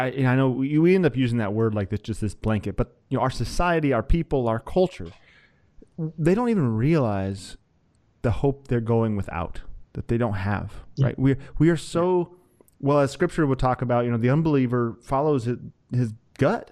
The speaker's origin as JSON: {"language": "English", "region": "Wyoming", "country": "United States", "tie": "born or raised there", "said": "I grew up in Wyoming"}